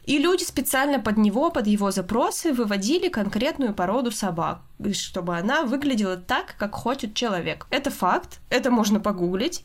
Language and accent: Russian; Russia; мы обе из России